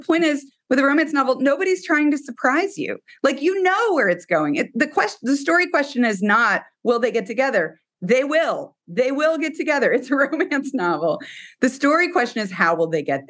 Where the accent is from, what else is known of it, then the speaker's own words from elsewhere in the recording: Texas, United States; I am from Texas and we have a ranch.